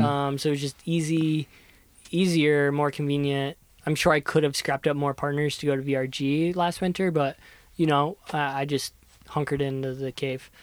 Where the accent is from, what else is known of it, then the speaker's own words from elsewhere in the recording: Kentucky, United States; moved away as an adult; I grew up in Kentucky